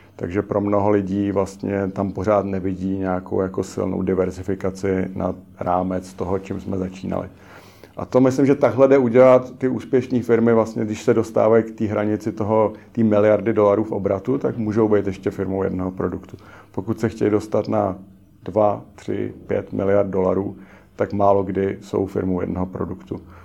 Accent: Czechia; jsem Čech

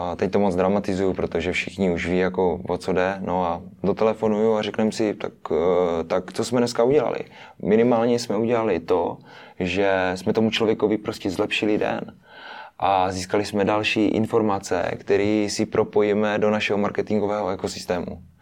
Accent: Moravian-Silesian Region, Czechia; jsme eh, z Moravskoslezského kraje, takže my jsme, my jsme, my jsme dojížděli do školy

